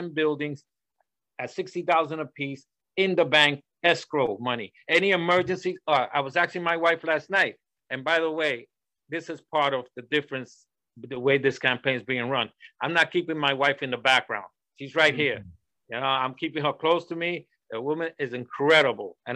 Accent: New York City, New York, United States; I'm from Washington Houses, I live and smell and do everything the tenants suffer

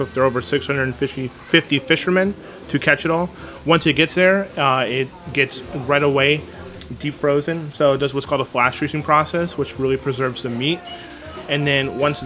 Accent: Wisconsin, United States; I'm actually from Wisconsin, where there are zero lionfish

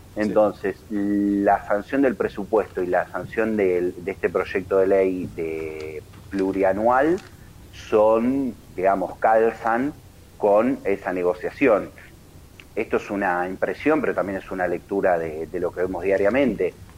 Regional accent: Argentina; como argentinos

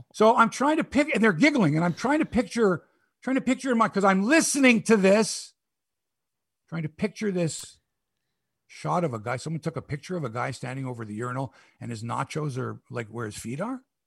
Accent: Toronto, Ontario, Canada; I'm from Toronto.

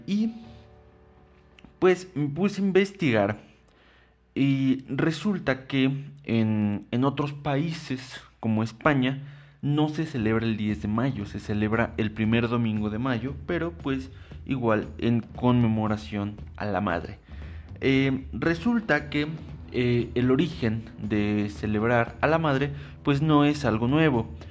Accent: Mexico; somos mexicanos orgullosos

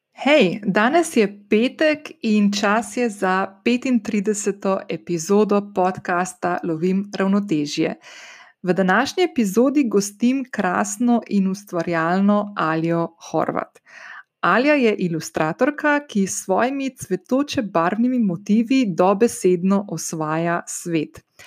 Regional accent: Slovenia; moved away as an adult; also born or lived in Ljubljana, Slovenia / Portorož, Slovenia; now in United States; Jaz sem bila stara 12 let, ko smo se preselili iz Ljubljana na obalo

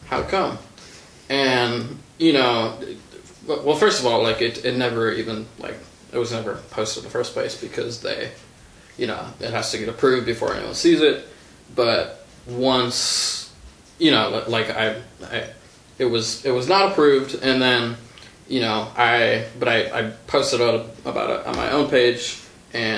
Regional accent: Shorewood, Wisconsin, United States; So I grew up in Shorewood. You know, when I moved there when I was 9, and you know, all throughout high school.

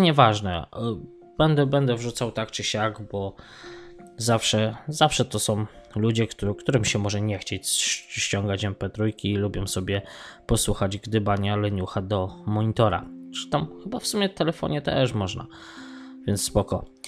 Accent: Poland; now in Sligo, Ireland

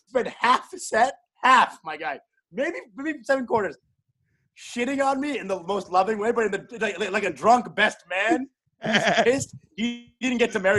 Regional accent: Plano, Texas, United States; also born or lived in Canada; back in my hometown

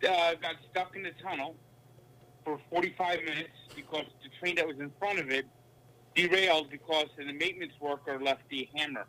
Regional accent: Bloomfield, New Jersey, United States; also born or lived in Great Falls, Montana / Newark, New Jersey; I was born in Montana, Great Falls, Montana, but since I was 1 year old, I lived in New Jersey. I lived in basically the same area. I lived in Newark until I was 10, and I lived in Bloomfield for 20 years.

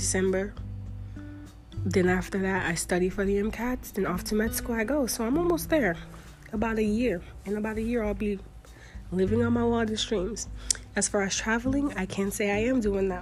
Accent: Florida, United States; moved away as an adult; I'm from Florida

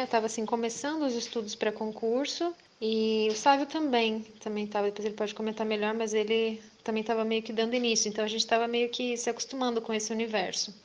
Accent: Visconde de Mauá, Rio de Janeiro, Brazil; eu sou de Visconde de Mauá, né, minha família é de lá

